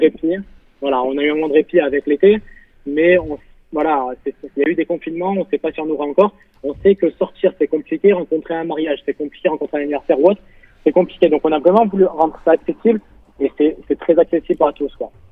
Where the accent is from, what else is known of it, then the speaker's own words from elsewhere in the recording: Marseille, Provence-Alpes-Côte d'Azur, France; je viens de Marseille